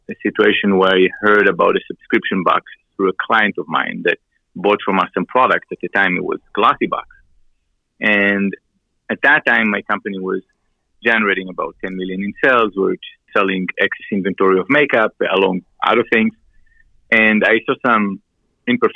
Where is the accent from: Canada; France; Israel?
Israel; moved away as an adult; also born or lived in Miami; I came from Israel when I was around 20, 22 years old